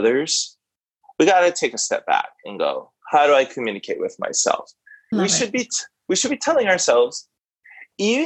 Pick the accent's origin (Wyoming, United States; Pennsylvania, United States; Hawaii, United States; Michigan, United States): Hawaii, United States; as a Hawaiian human being